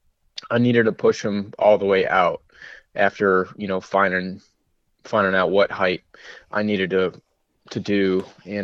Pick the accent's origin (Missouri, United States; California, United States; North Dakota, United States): Missouri, United States; moved away as an adult; also born or lived in Colorado; I'm from Missouri, kind of living out in the country all my life